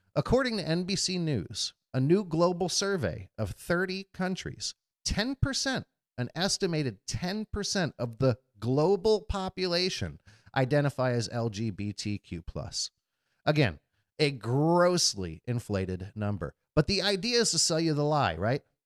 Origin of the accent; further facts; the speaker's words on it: United States; as an American and a patriot